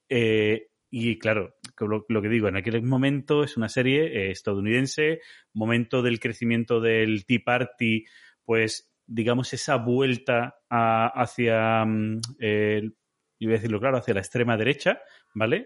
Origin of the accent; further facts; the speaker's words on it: Andalusia, Spain; aquí en mi tierra en Andalucía